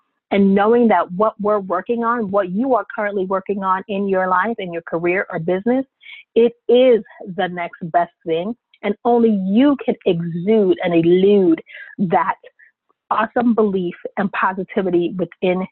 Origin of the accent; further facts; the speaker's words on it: New York, United States; I'm a New Yorker